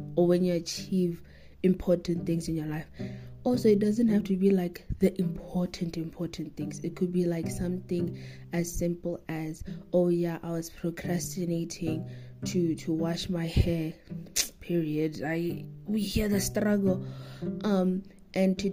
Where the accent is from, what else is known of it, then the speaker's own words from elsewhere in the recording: South Africa; me as a South African, me as an African